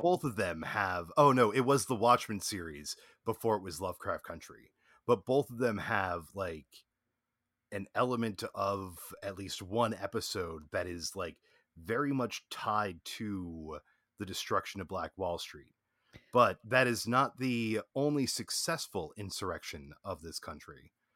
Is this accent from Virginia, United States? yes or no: yes; Virginia, United States; I'm from Virginia